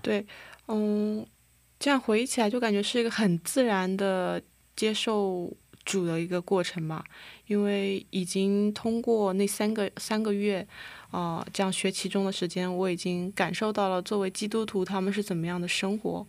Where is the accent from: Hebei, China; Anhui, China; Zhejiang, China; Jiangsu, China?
Zhejiang, China; Huzhou; moved away as an adult; now in South Korea; 我来自中国浙江湖州，然后现在也是来韩国的第，呃，第五年了